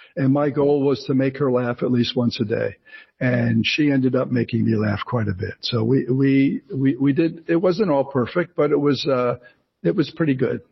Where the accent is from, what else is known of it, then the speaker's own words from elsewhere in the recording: Ridgewood, New Jersey, United States; moved away as an adult; also born or lived in France; I grew up in New Jersey, in Ridgewood, New Jersey